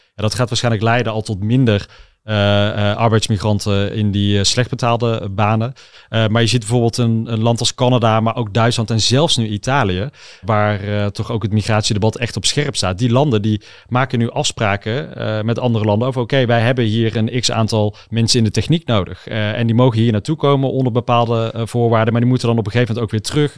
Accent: Uden, North Brabant, Netherlands; de molen van Jette in het Brabantse Uden, waar ik ben opgegroeid

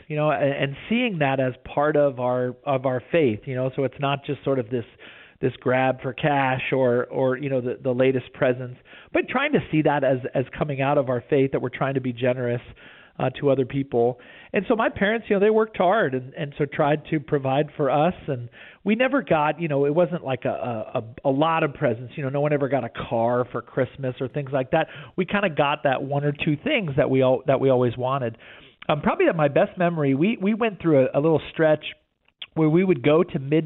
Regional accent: right outside of Houston, Texas, United States; we grew up right outside of Houston.

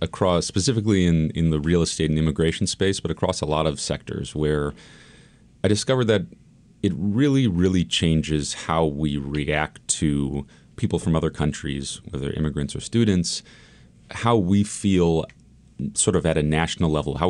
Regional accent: Palo Alto, California, United States; also born or lived in China; specifically in my hometown of Palo Alto.

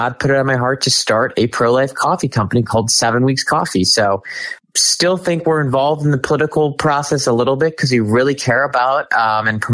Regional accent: Cleveland, Ohio, United States; moved away as an adult; now in Washington, D.C. area, United States; I'm from Cleveland, Ohio originally, moved to the DC area around 4 years ago

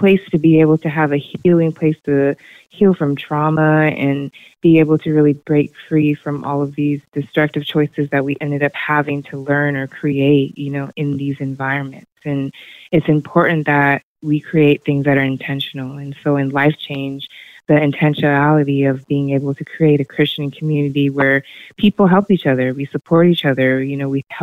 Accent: Hillsboro, Oregon, United States; moved away as an adult; I was born and raised in Hillsborough, Oregon, right here in Washington County

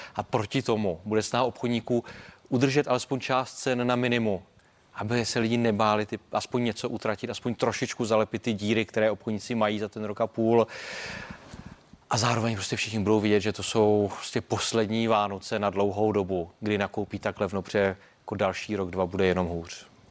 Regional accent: Czechia

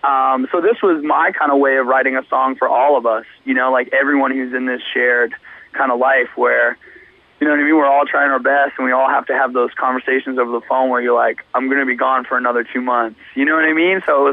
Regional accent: Canada; Feels good. Yeah, I mean, we're always stoked to, you know, represent our country and hopefully shed some light on, you know, good metal and hardcore that's coming out from there.

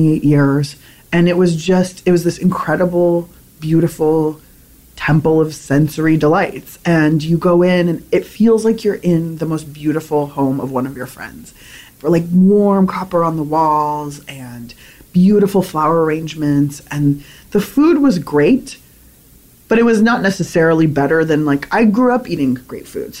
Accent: San Diego, California, United States; also born or lived in Berkeley; I grew up in San Diego

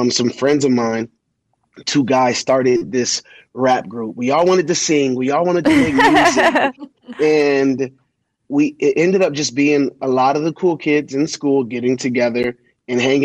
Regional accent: Colorado Springs, Colorado, United States; also born or lived in Washington, D.C.; I was born in Washington, D.C., and at the age of 5 months old, my father went to jail for attempted murder. At six, my mom married a guy who was in the military from D.C., and he got stationed out here in Colorado

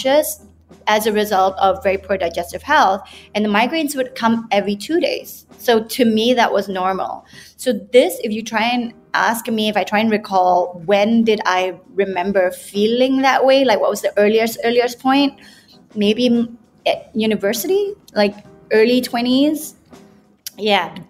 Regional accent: Malaysia; also born or lived in United Kingdom; I come from Malaysia, lived there most of my life, and studied in the UK.

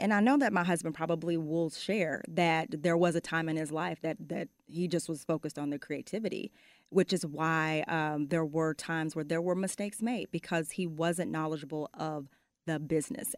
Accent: Arlington, Texas, United States; also born or lived in Fort Worth, Texas; I was born and raised there, and moved to Arlington by the fourth grade

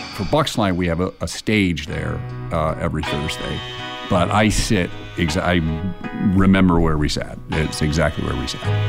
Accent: Indiana, United States; now in Columbus, United States; I grew up in Indiana.

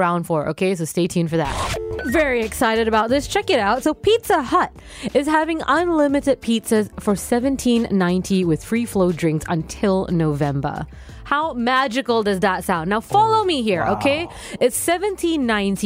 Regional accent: Singapore; I grew up in Ang Mo Kio

